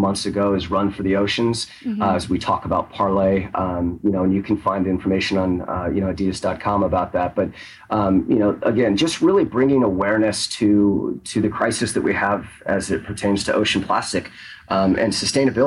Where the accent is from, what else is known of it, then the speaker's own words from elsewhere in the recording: Northern California, United States; now in Portland, United States; I grew up in NorCal